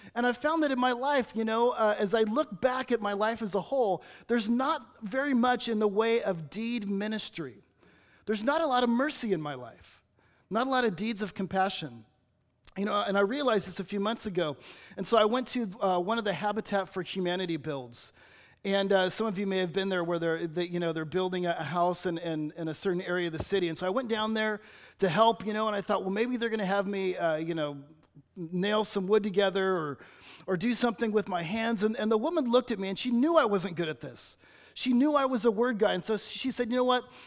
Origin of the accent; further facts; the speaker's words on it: Los Angeles, California, United States; now in Batesville, United States; I'm from Los Angeles